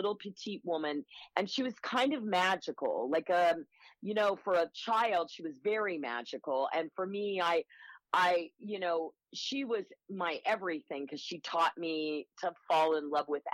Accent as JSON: {"language": "English", "town": "Wichita", "region": "Kansas", "country": "United States", "tie": "born or raised there", "also_born_or_lived": "Chicago", "moved": "yes", "said": "I was born in Wichita, Kansas"}